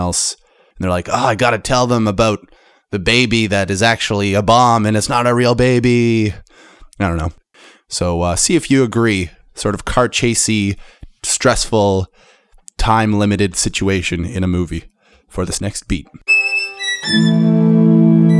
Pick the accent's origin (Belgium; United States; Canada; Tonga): Canada; I'm a Canadian